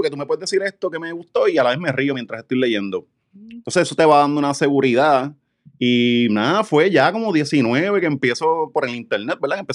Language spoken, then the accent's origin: Spanish; Ponce, Puerto Rico; moved away; yo me mudé, yo me mudé eh, de Ponce en 2013.